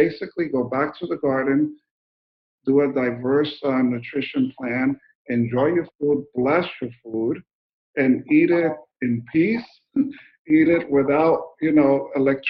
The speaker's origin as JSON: {"language": "English", "region": "New Jersey", "country": "United States", "tie": "born or raised there", "also_born_or_lived": "Colombia / Mexico", "moved": "yes", "said": "I was born in Colombia, grew up in New Jersey, and work in Mexico and everywhere now"}